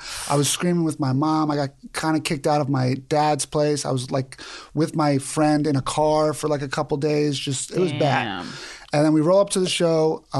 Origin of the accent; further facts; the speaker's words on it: New York, United States; because I'm from Queens.